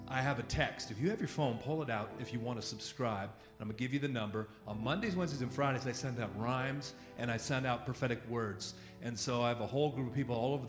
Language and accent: English; Oakland, California, United States; now in Atlanta, United States; I'm originally from Oakland, California, and live in Atlanta, Georgia with my family